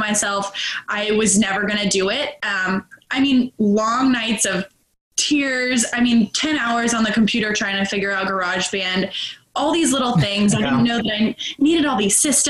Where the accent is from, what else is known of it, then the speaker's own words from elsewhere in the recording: Charlotte, North Carolina, United States; moved away as an adult; also born or lived in Arizona; now in Charleston, United States; I'm from Charlotte, North Carolina. I'm in Charleston now